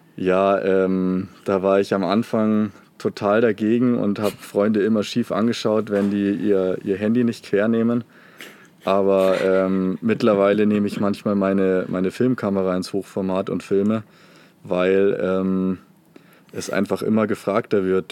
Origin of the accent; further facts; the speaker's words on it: Munich, Bavaria, Germany; weil ich komme ja eigentlich aus München